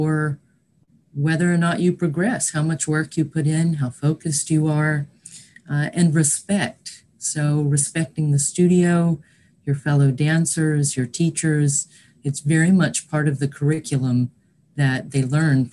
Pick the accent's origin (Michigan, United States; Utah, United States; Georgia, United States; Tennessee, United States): Tennessee, United States; East; moved away; also born or lived in New York / Pennsylvania; I'm from East Tennessee originally